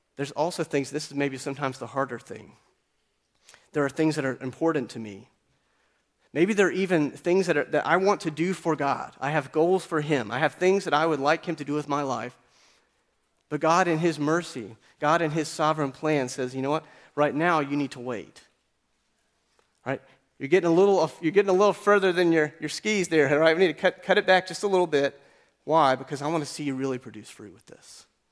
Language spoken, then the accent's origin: English; Appalachian Mountains, United States; I grew up in the Appalachian Mountains